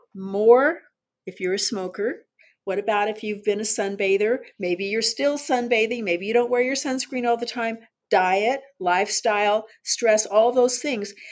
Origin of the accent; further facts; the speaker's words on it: Southern California, United States; I was born and raised in Southern California